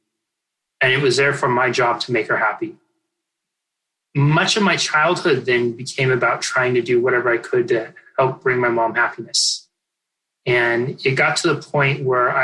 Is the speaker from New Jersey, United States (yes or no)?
no; Northern California, United States; I grew up in Northern California. It's the part of California that people think is Oregon